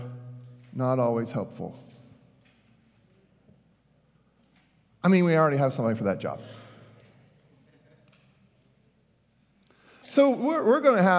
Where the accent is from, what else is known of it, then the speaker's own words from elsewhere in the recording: Richardson, Texas, United States; I grew up in Richardson